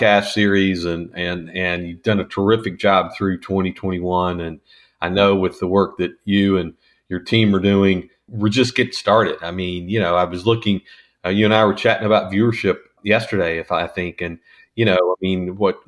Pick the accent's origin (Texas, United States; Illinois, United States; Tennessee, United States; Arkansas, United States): Arkansas, United States; Northwest; I grew up in Northwest Arkansas